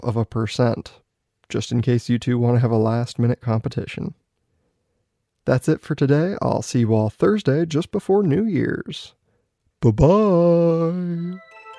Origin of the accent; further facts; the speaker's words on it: Oregon, United States; my home state, Oregon